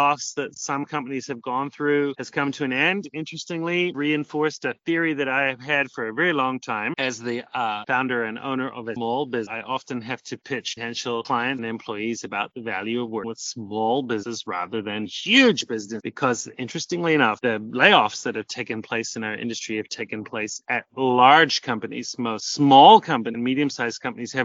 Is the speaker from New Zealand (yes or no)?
yes; New Zealand; also born or lived in Auckland, New Zealand; now in South America; I'm originally from New Zealand, but I've been living in South America for as long as I can remember.